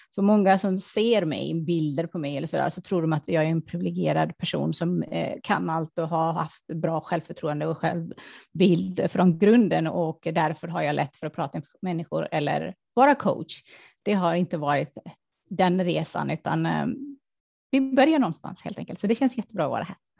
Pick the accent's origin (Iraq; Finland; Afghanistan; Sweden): Afghanistan; moved away; det kom ju från min barndom att jag såg fattigdom. Jag kom ju från Afghanistan och det är krig, krig och fattigdom och allt det där